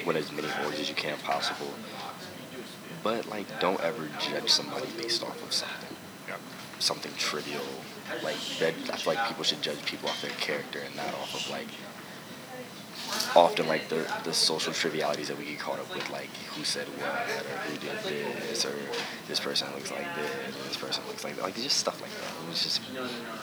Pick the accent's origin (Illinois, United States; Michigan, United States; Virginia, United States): Virginia, United States; Alexandria; moved away as an adult; also born or lived in Penn State University, Pennsylvania; I'm originally from Alexandria, Virginia